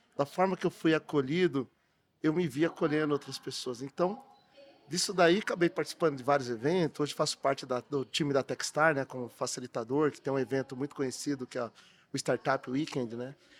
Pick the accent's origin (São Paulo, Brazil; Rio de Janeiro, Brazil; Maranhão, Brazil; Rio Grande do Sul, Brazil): São Paulo, Brazil; Matão; now in São Paulo, Brazil; sou lá de Matão, interior de São Paulo, mas eu morei 18 anos, Matão. Morei 18 anos aqui na capital